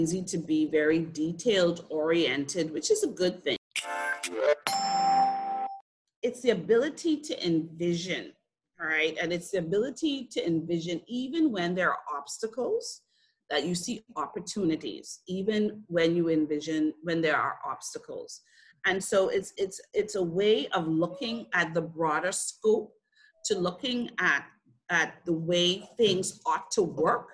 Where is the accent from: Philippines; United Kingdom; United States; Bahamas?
Bahamas; Freeport, Grand Bahama; I grew up in Freeport, Grand Bahama